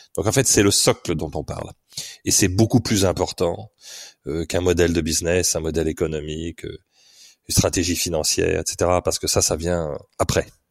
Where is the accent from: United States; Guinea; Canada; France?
France; Paris, Île-de-France; moved away as an adult; also born or lived in United Kingdom; Je suis parisien au départ